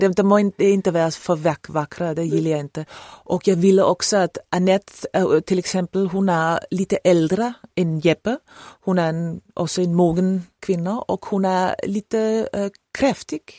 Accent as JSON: {"language": "Swedish", "town": "Copenhagen", "region": "Capital Region of Denmark", "country": "Denmark", "tie": "born or raised there", "second_language": "Swedish", "said": "är jag född och uppvuxen i Köpenhamn och jag har alltid bott där"}